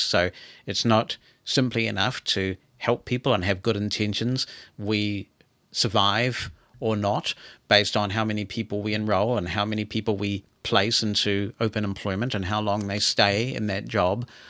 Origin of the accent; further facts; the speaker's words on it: New Zealand; I'm a New Zealander